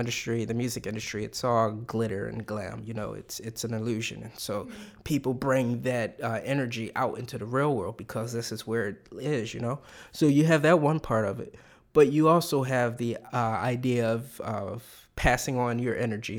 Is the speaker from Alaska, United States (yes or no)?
no; Philadelphia, Pennsylvania, United States; also born or lived in Main Line suburbs, Pennsylvania; my whole family, we grew up in North Philadelphia, you know? And the suburban town I moved to as a kid, it was all the way on the main line